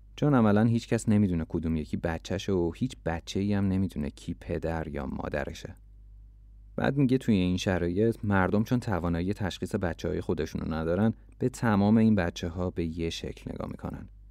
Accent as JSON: {"language": "Persian", "country": "Iran", "said": "من ایرانیم"}